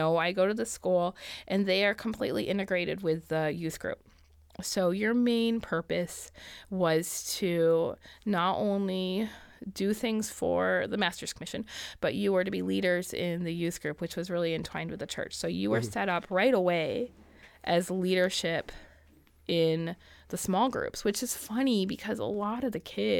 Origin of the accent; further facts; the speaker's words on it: Michigan, United States; moved away as an adult; I was raised in Michigan